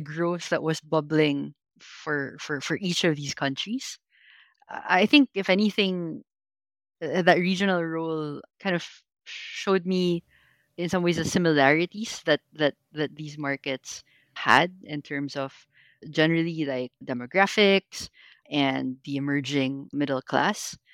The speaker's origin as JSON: {"language": "English", "country": "Philippines", "tie": "born or raised there", "said": "Filipino growing up in the Philippines."}